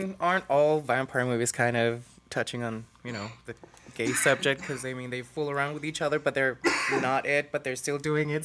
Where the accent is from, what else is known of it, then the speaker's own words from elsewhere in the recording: Tijuana, Baja California, Mexico; I was born and raised in Tijuana, so I'm full-on Mexican.